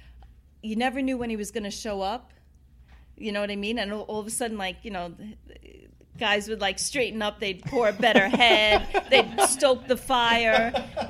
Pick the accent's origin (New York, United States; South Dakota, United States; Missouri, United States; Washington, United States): New York, United States; New York City; I grew up in Queens